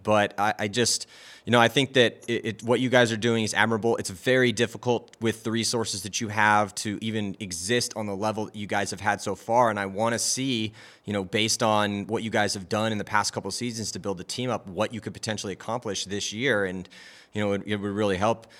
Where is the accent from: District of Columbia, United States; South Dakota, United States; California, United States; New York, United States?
California, United States; I was from California